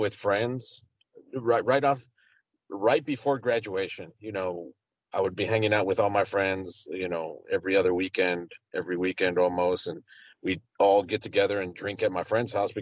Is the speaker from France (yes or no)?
no; El Paso, Texas, United States; I'm from El Paso, Texas, and I was probably maybe a junior in high school